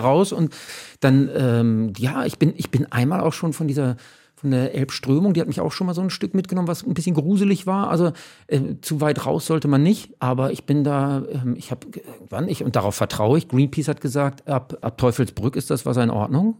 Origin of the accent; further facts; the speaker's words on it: Hamburg, Germany; ich bin ja in Uhlenhorst aufgewachsen